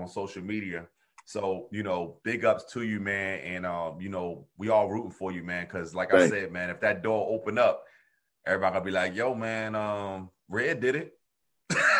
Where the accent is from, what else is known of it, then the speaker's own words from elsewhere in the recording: New Jersey, United States; I'm from South Jersey